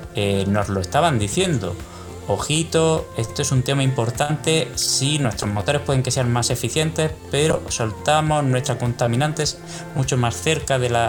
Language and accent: Spanish; Córdoba, Andalusia, Spain; moved away as an adult; also born or lived in Bremen; now in Madrid, Spain; yo nací en Córdoba, eh, estudié hasta los 18 años allí